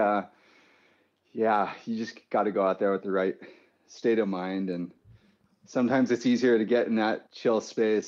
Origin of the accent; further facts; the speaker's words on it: San Clemente, California, United States; also born or lived in Capistrano Beach; we grew up in San Clemente. Well, Kapa Beach originally.